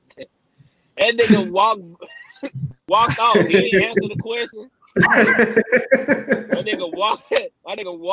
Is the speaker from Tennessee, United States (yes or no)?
yes; Memphis, Tennessee, United States; I'm from North Memphis, but at the time, nigga, I'm staying in East Memphis